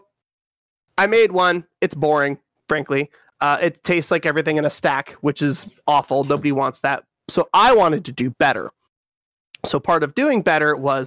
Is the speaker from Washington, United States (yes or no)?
yes; Western Washington, United States; I'm from Western Washington